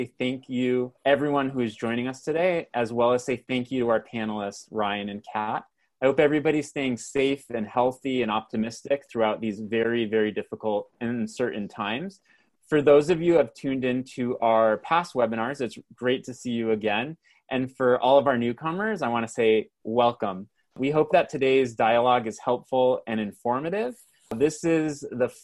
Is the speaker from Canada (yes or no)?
yes; Canada; accent: Canadian; my Canadian accent